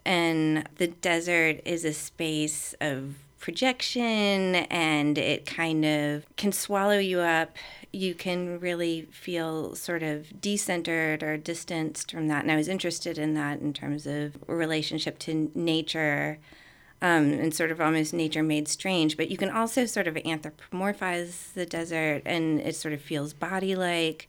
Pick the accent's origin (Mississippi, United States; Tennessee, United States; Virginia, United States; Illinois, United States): Virginia, United States; moved away; I'm from Virginia.